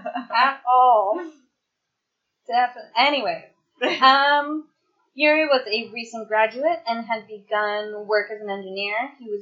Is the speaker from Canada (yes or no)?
yes; Canada; I'm Canadian, where our second